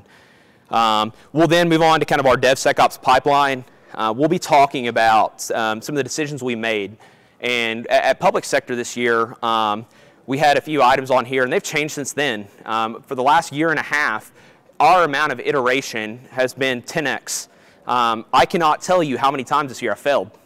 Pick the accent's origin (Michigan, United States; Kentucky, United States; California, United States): Kentucky, United States; So I'm originally from Kentucky, if you can't tell from my accent